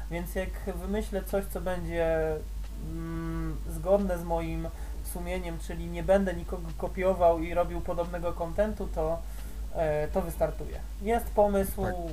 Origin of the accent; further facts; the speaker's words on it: Radom, Masovian Voivodeship, Poland; z mojego z rodzinnego miasta jest Kura, Kura Workout jest z mojego rodzinnego